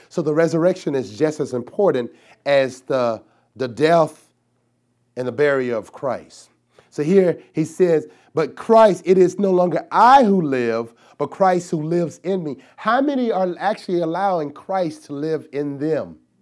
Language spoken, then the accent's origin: English; the South, United States; I'm from the South